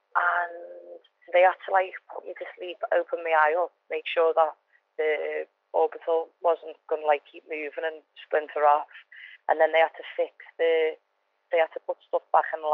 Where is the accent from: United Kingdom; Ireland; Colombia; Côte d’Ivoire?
United Kingdom; Liverpool, North West England; I'm from Norris Green, I'm from a tough area, and I'm a tough cat